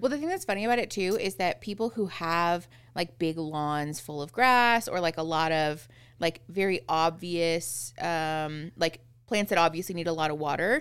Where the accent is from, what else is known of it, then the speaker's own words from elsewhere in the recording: Phoenix, Arizona, United States; moved away as an adult; now in Tucson, United States; Erin and I grew up in Phoenix